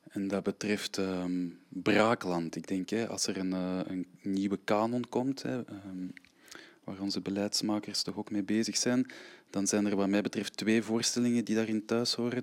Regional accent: Antwerp, Flanders, Belgium; Ik ben een, eh, ruim een half jaar al op tour met een aantal eh, kleine werkjes eh, in, in mijn eigen stad

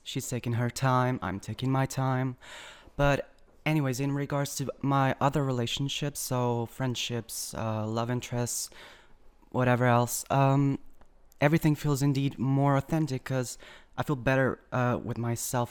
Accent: Algarve, Portugal; moved away as an adult; now in Lisbon, Portugal; I came from Algarve originally

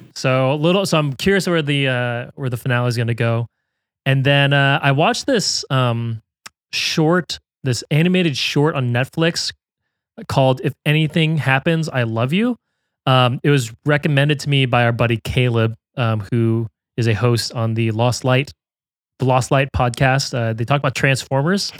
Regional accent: United States; being the American here

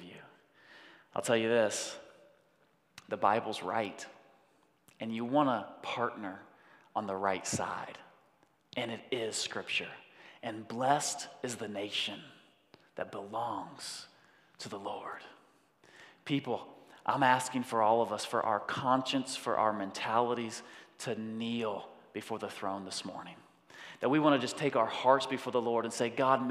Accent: United States

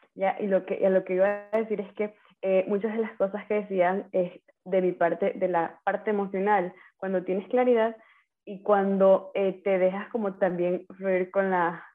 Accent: Manta, Manabí, Ecuador; moved away as an adult; also born or lived in Ecuadorian Sierra; soy de Manaví, Manta Manaví. Eh, viví nueve años en la Sierra, a ver, viví toda mi vida en la costa.

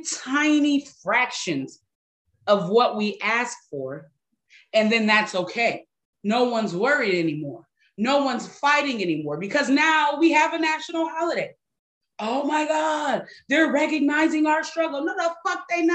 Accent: Detroit, Michigan, United States; moved away; my hometown, my home city, Detroit, and I don't even live there anymore.

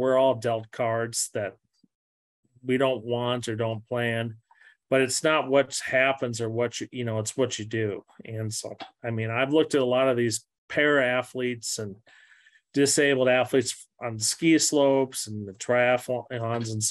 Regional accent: Missouri, United States; I grew up skiing and granted, I'm from Missouri

